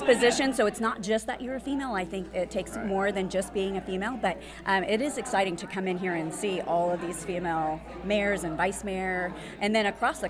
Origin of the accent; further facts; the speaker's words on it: Broken Arrow, Oklahoma, United States; it's my hometown